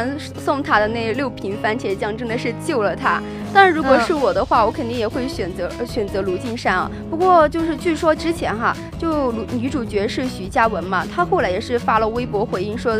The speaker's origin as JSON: {"language": "Chinese", "country": "China", "said": "真的是身为中国人的自豪。"}